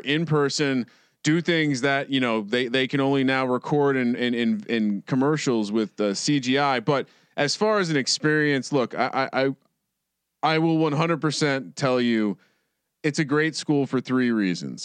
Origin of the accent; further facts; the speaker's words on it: East Coast, United States; moved away as an adult; also born or lived in Blacksburg, Virginia; now in West Coast, United States; I'm a guy from the East Coast.